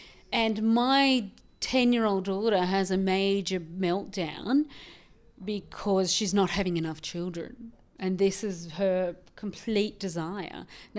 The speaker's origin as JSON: {"language": "English", "country": "Ireland", "tie": "born there", "said": "I was born in Ireland in a Catholic family, so my grandmother had 16 and the other grandmother had 12 children."}